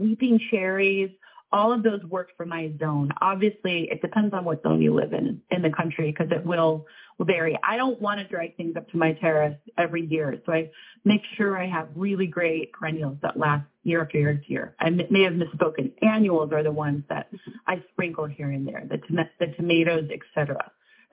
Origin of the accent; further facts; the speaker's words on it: Minneapolis, Minnesota, United States; also born or lived in Manhattan, New York; now in New York, United States; I came from Minneapolis, so I had a yard